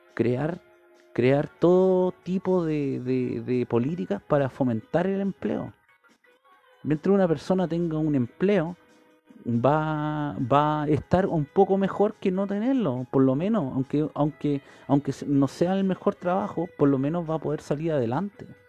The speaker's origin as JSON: {"language": "Spanish", "country": "Chile"}